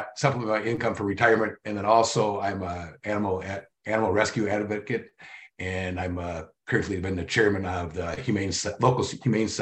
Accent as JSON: {"language": "English", "region": "Wisconsin", "country": "United States", "tie": "born or raised there", "also_born_or_lived": "Minnesota", "moved": "as an adult", "lives_now": "West Central Minnesota, United States", "said": "I grew up in Wisconsin. I have spent most of my adult life in Minnesota."}